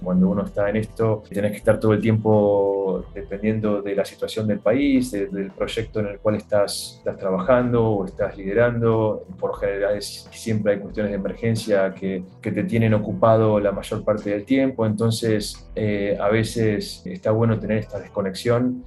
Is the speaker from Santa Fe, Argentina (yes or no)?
no; Neuquén, Argentina; moved away as an adult; now in Sudan; Yo soy de, de Neuquén